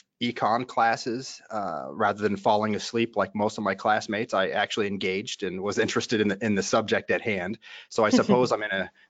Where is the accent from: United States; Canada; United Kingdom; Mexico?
United States; Champaign, Illinois; So I was born and raised in Central Illinois, Champaign to be exact. Champaign, for those who know, is a Big Ten college town, home to the University of Illinois.